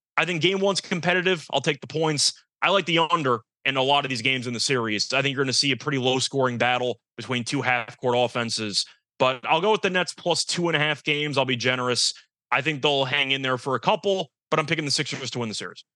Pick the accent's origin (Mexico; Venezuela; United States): United States; New York; since I grew up in New York